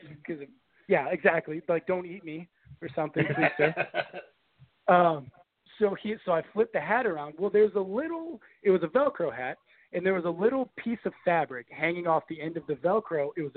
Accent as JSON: {"language": "English", "town": "Daytona Beach", "region": "Florida", "country": "United States", "tie": "born or raised there", "said": "I grew up in Daytona Beach, Florida"}